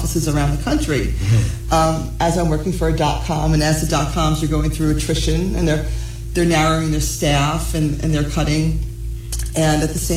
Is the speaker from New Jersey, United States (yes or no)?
yes; New Jersey, United States; I'm born and raised in New Jersey